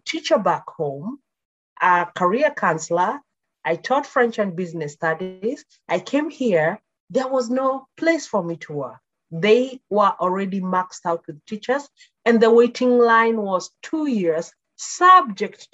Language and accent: English; Nakuru, Nakuru County, Kenya; moved away as an adult; also born or lived in Nairobi, Kenya; now in Canada; I was born and brought up in Kenya in a small town called Nakuru